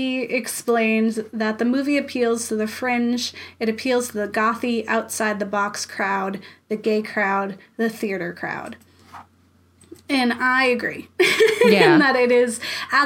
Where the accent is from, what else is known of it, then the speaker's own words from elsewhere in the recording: Florida, United States; I'm from Florida